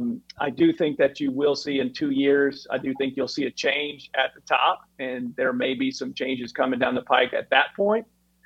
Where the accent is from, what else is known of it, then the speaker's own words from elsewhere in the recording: Kansas, United States; moved away; I'm originally from Kansas, and that's where the Koch brothers are from.